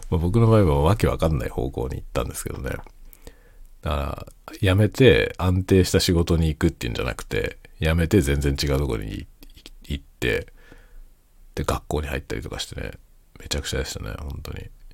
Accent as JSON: {"language": "Japanese", "region": "Kanto", "country": "Japan", "tie": "born or raised there", "moved": "as an adult", "lives_now": "Hokkaido, Japan", "said": "僕はもともとは関東の出身なんですけど、関東出身で関東でずっと活動してたんですけどね。"}